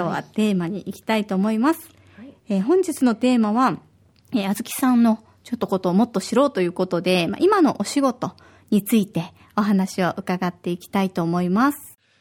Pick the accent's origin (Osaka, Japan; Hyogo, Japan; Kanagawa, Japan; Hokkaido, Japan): Osaka, Japan; now in Okinawa, Japan; 私は大阪出身で